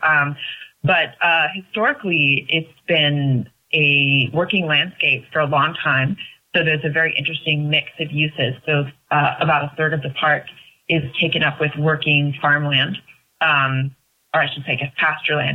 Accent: West Marin, California, United States; also born or lived in Bay Area; I was born in the Bay Area and from about the age of four grew up in West Marin

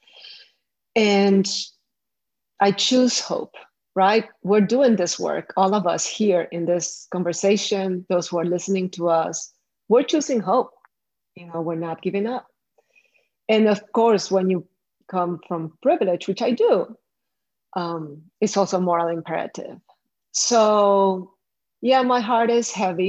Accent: Colombia; I come from Colombia

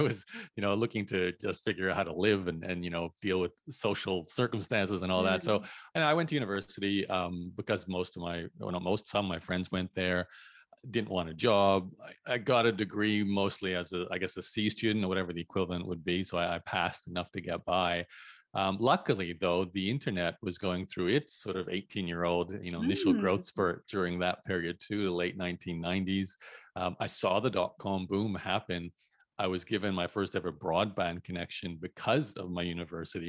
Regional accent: Brisbane, Queensland, Australia; born and raised in Brisbane, Australia, to Canadian parents

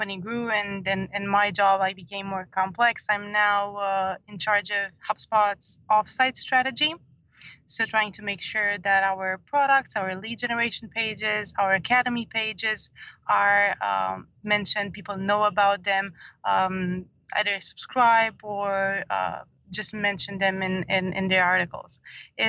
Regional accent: Romania; moved away as an adult; also born or lived in Dublin; I was born in Romania and I lived there for about 30 years

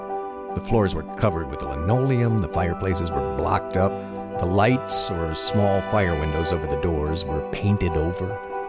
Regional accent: Connecticut, United States; We're from Connecticut and had opened a small branch of our mainland business on one of the wharves here the previous summer.

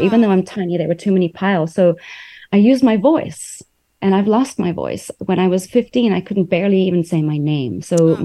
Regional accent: South Africa; also born or lived in New York, United States / Taiwan; now in United States; I grew up in South Africa, was in New York. Then I went to Taiwan.

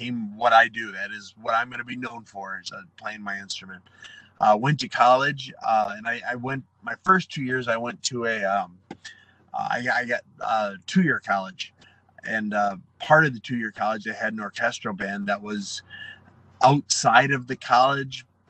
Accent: Waterford, Wisconsin, United States; moved away as an adult; now in California, United States; I grew up in Wisconsin

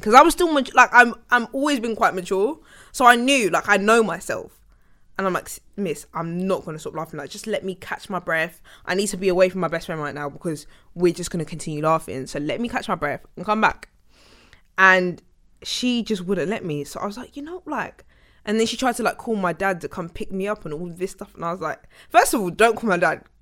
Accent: Sutton, London, United Kingdom; also born or lived in King's College Hospital, London / Fort Neath (possibly Thornton Heath), London; I was born in Fort Neath. And then, 'cause that's where I lived until I was eight, and then I moved to Sutton

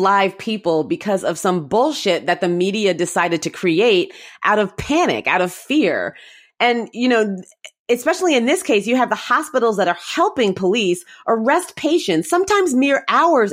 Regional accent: Mountain View, California, United States; I was born in Mountain View, California, and I live kind of close to Mountain View, California now.

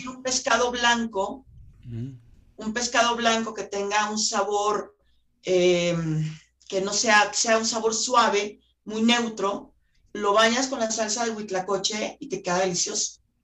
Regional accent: Guadalajara, Jalisco, Mexico; yo por ejemplo soy de Guadalajara

